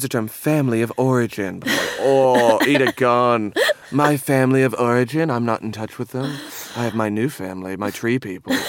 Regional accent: Seaforth, Ontario, Canada; moved away as an adult; now in London, United Kingdom; I'm from a small, very small town in Canada called Seaforth, which is a half hour from Stratford

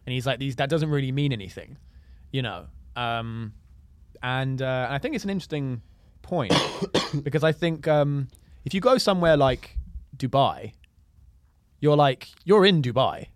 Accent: London, United Kingdom; just being born and raised in London

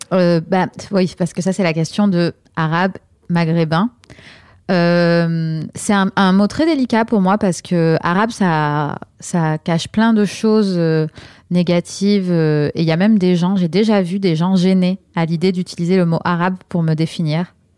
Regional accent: France; moi, je suis née en France

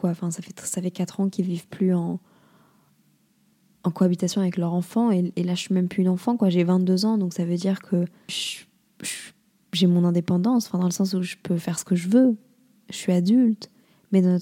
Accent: Lille, Hauts-de-France, France; also born or lived in Montreal, Canada; À Lille, c'est c'est pas chez moi, mais d'un autre côté, c'est là où j'ai grandi et c'est hyper important pour moi, ma famille.

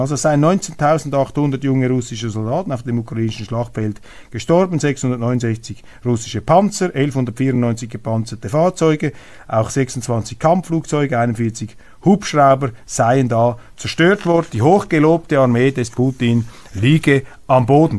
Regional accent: Switzerland; Ich bin stolzer Schweizer um 25 Prozent, stolzer Deutscher

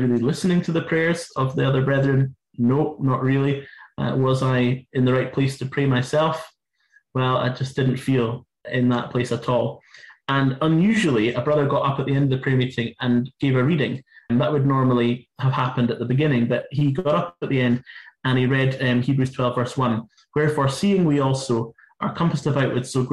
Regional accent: Inverness, Scotland, United Kingdom; my hometown. In Inverness

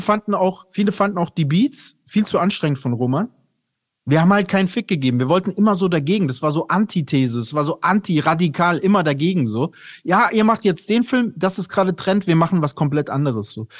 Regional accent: Aschaffenburg, Bavaria, Germany; ich bin ja in Aschaffenburg aufgewachsen bei Frankfurt

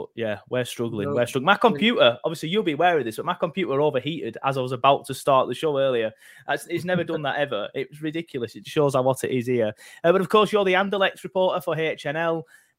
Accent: United Kingdom; I'm British

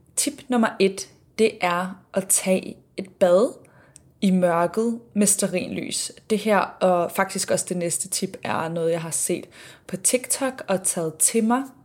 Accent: Denmark; now in Sydney, Australia; hjemme i Danmark

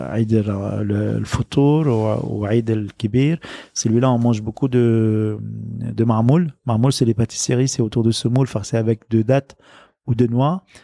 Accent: Lebanon; moved away as an adult; also born or lived in Liberia / France; now in Paris, France; grandir dans la guerre civile libanaise, grandir dans le quartier populaire du Liban, les plus pauvres.

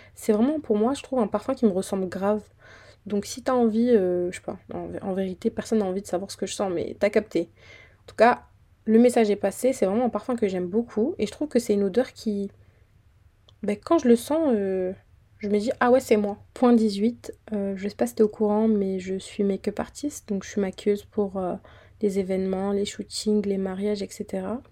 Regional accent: Fréjus, Provence-Alpes-Côte d'Azur, France; moved away as an adult; now in Île-de-France, France; je viens d'une petite ville dans le sud qui s'appelle Fréjus

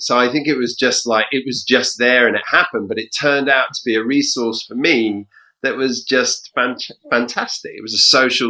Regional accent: London, United Kingdom; I grew up in Southeast London and moved around a bit because my dad's job. But ultimately, yeah, most of my childhood was in London, and that's where my mum still lives, and it's where I live now. I live in not Southeast London, but East London.

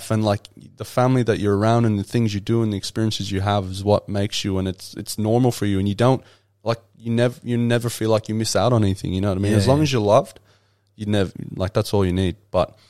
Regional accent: Ireland; And that's the estate that I grew up in Ireland.

